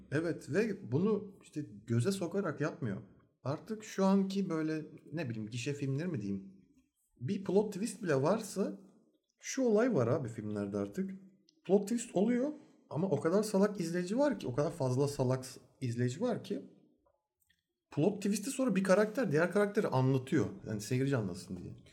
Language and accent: Turkish; Turkey; Türk oğlu Türk olduğumuz için